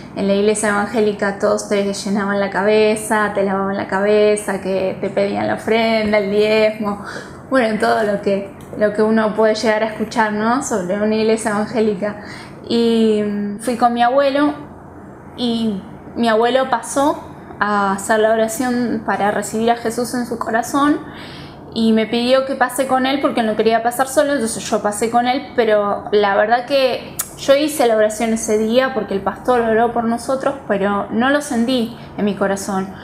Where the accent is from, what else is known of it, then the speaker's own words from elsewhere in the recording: Buenos Aires, Argentina; soy de Buenos Aires